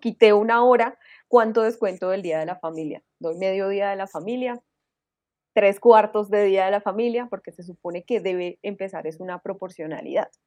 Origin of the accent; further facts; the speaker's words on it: Colombia; yo, como bueno colombiano